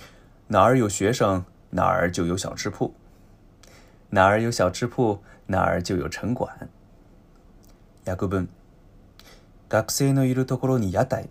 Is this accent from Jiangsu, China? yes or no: no; Zhoushan, Zhejiang, China; 聚焦的地域呢，是我的家乡舟山地区，其他地方我也不太懂，没办法说得很细，还请原谅。